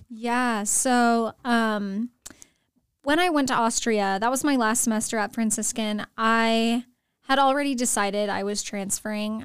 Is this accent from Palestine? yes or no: no; San Antonio, Texas, United States; moved away as an adult; also born or lived in Steubenville, Ohio; now in Escondido, United States; I'm originally from San Antonio, Texas